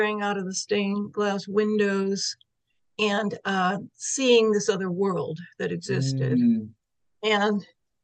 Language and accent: English; Sacramento, California, United States; also born or lived in San Francisco Bay Area, California; we moved from the San Francisco Bay Area to Sacramento area in California